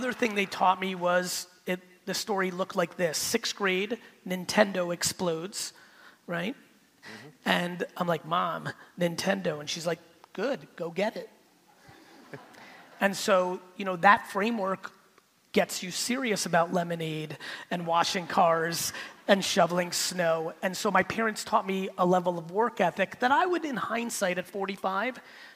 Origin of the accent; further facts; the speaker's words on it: United States; also born or lived in Soviet Union; we left in 78, I'm growing up in America